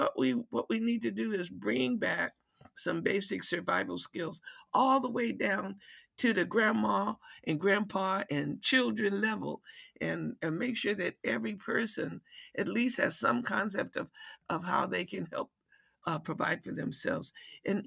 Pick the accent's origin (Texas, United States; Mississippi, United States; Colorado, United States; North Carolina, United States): North Carolina, United States; also born or lived in Detroit, Michigan; now in Washington, D.C., United States; My mother decided that I needed to, we needed to go back to North Carolina, where we had a big garden